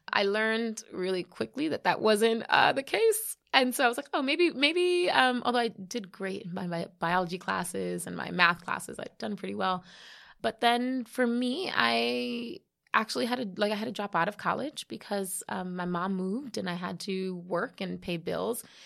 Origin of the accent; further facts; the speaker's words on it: New York City, New York, United States; I was born here in the Bronx.